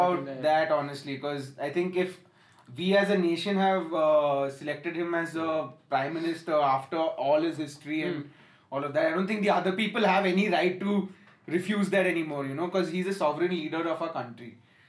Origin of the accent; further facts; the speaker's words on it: India; I am Indian. I'm a very proud Indian